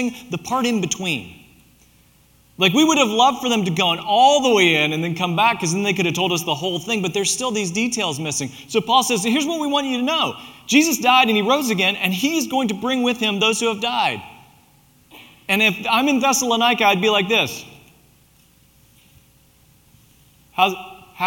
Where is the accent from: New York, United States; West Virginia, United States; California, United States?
West Virginia, United States; Southern; moved away; also born or lived in Mount Vernon, Ohio / Springfield, Illinois; I'm from Southern West Virginia, so I can say y'all